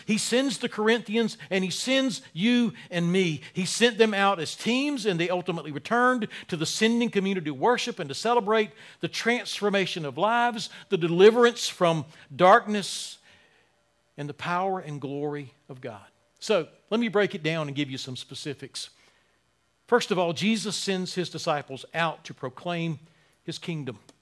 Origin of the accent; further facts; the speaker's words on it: Wilmington, North Carolina, United States; moved away; my hometown, Wilmington